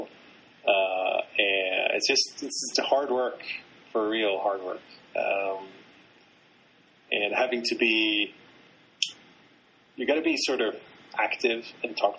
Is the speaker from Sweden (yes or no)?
yes; Sweden; I'm from Sweden